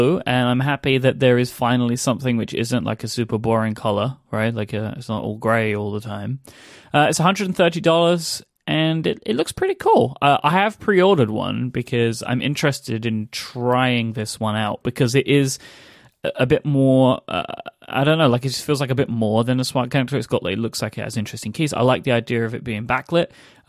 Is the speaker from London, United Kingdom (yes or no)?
yes; London, United Kingdom; accent: London; To me, anyway, I can hear a much thicker London accent than what I have now, which is now my weirdo transatlantic accent.